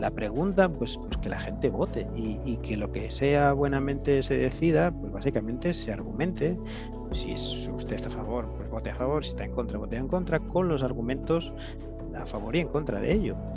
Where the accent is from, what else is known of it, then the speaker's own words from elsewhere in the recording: Galicia, Spain; gallego sí.